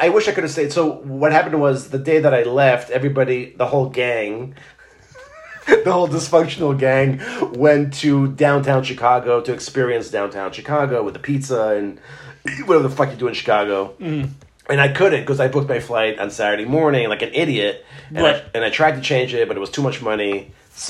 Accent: Israel; now in United States; when I was growing up in Israel

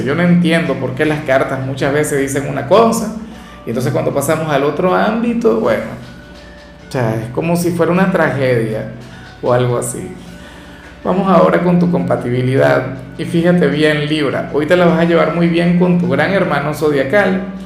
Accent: Venezuela; yo no soy profeta en mi tierra

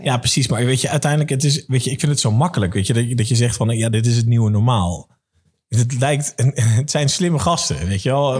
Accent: Amersfoort, Utrecht, Netherlands; voor mij als Amersfoorter

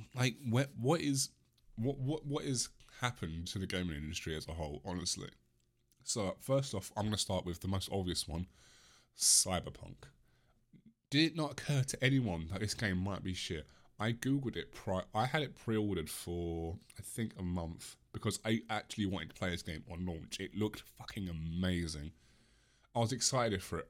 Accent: England, United Kingdom; I am English.

